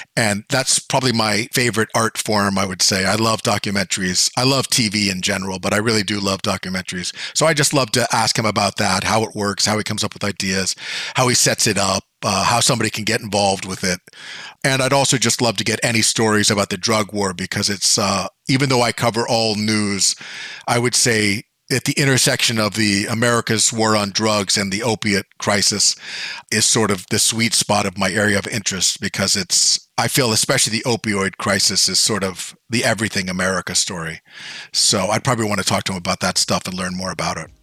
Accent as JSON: {"language": "English", "area": "Bay Area", "region": "California", "country": "United States", "tie": "born or raised there", "said": "when I was a kid, I grew up in the Bay Area"}